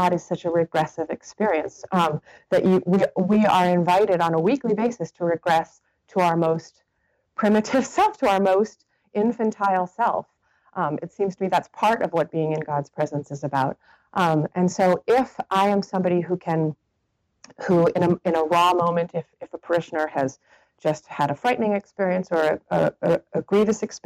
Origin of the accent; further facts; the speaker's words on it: North Hampton, New Hampshire, United States; moved away as an adult; now in Monterey, United States; I was from Northampton, New Hampshire.